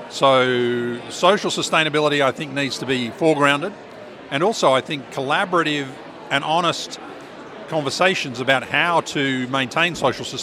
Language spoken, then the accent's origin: English; Tasmania, Australia; now in Launceston, Australia; I'm a philosopher from Tas, uh, UTAS, based in Lonnie